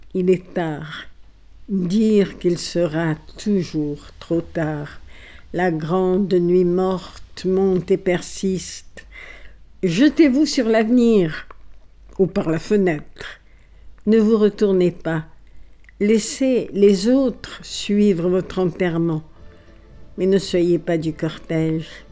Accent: Alexandria, Alexandria Governorate, Egypt; born or raised there; first language Italian; French is a second language; moved away as an adult; also born or lived in Paris

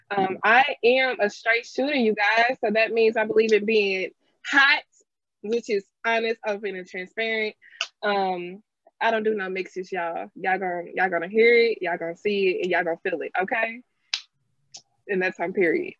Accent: St. Louis, Missouri, United States; I am from St. Louis, Missouri.

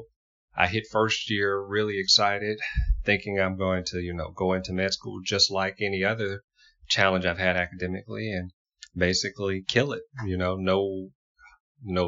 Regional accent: Houma, Louisiana, United States; growing up in Houma, Louisiana

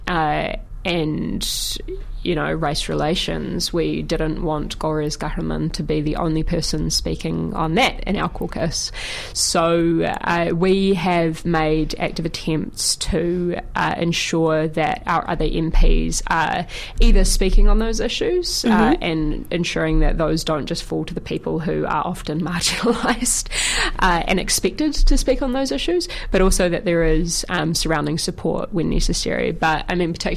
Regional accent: Auckland, New Zealand; I'm born and bred in Tamaki Makaurau, Auckland

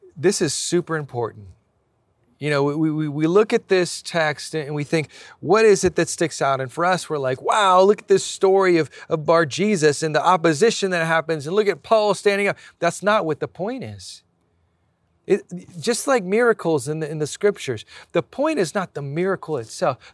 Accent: Hawaii, United States; now in San Diego, United States; I was born in Hawaii, but I live here in San Diego.

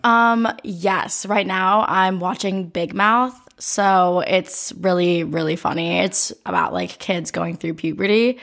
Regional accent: Oregon, Ohio, United States; I was born in Oregon, Ohio

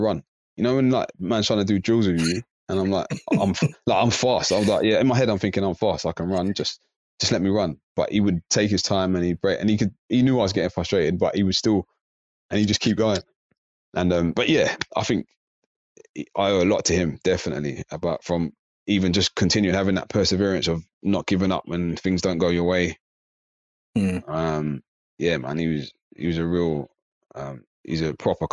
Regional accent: Slough, South East England, United Kingdom; moved away; also born or lived in South London; I used to live in Slough. I was born in Slough, and then I moved over

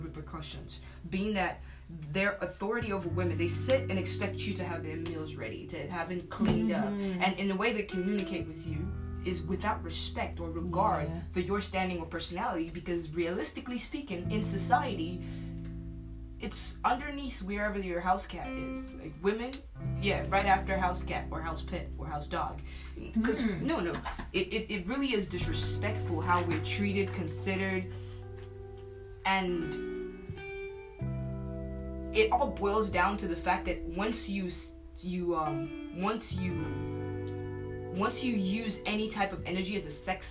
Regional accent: Port Harcourt, Rivers State, Nigeria; moved away; also born or lived in Lagos, Nigeria; I grew up in West Africa, Port Harcourt. We moved from Lagos to Port Harcourt

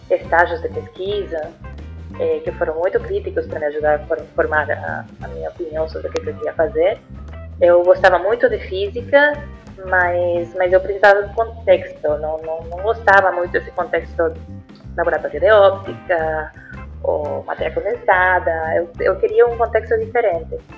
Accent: Puerto Rico; Portuguese is a second language; moved away as an adult; now in Brazil; eu sou de Porto Rico, não, não nasci no, no, Brasil, mas estou aqui já há uns 11 anos.

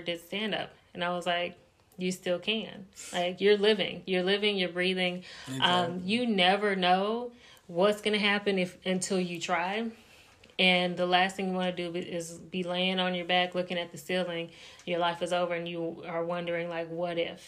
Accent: North Carolina, United States; moved away as an adult; now in Indianapolis, United States; I'm from North Carolina, moved to Indianapolis, Indiana, moved for my husband's job

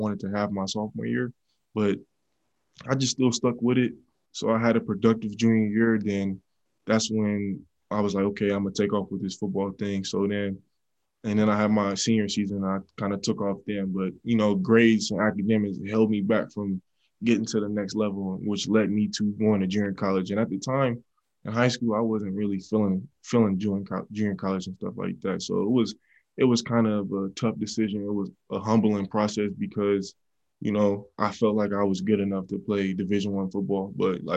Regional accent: Oakland, California, United States; also born or lived in Brentwood, California; I got to Brentwood my freshman year in high school. Man, I was coming from Oakland, and I just got to Brentwood

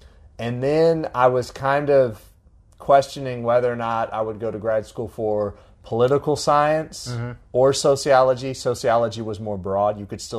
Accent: Tallahassee, Florida, United States; moved away as an adult; also born or lived in Auburn, Alabama; now in Clemson, United States; I grew up in Tallahassee

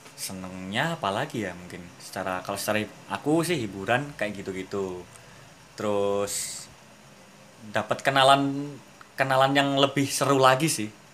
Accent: East Java, Indonesia; kita orang Jawa Timur

